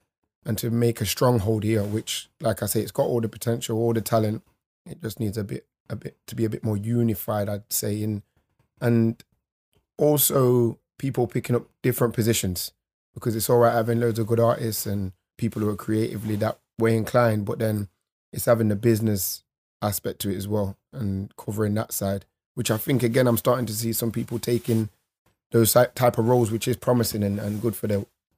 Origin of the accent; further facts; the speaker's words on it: Nottingham, East Midlands, United Kingdom; I've had people, if I go to London and people are like, oh, you from Birmingham? Like, no, I'm from Nottingham.